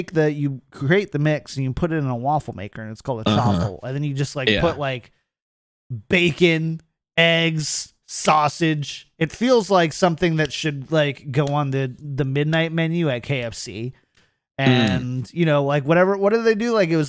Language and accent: English; California, United States; No, keto. I'm from California. We don't do bread anymore.